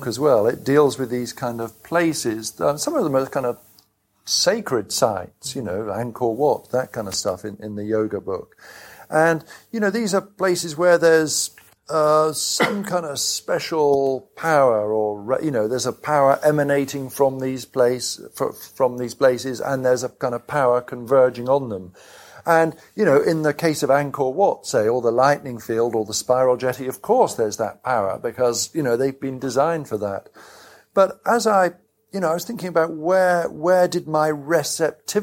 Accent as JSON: {"language": "English", "town": "Cheltenham", "region": "South West England", "country": "United Kingdom", "tie": "born or raised there", "said": "Cheltenham, my hometown, had about 5 stations in it"}